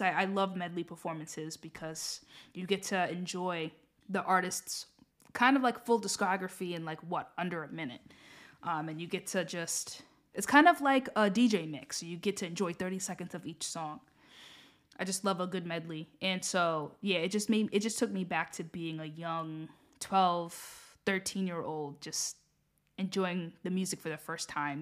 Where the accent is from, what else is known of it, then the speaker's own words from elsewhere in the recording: United States; I'm saying this as an American myself